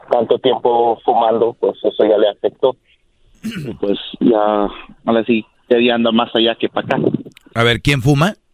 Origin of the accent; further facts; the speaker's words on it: United States; Yo soy americano con doble nacionalidad y pues ese es un problema que estamos teniendo.